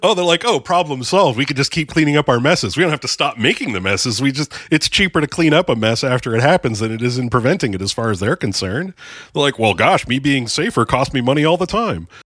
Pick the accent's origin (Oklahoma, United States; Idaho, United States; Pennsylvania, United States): Pennsylvania, United States; Erie; moved away; I'm originally from Erie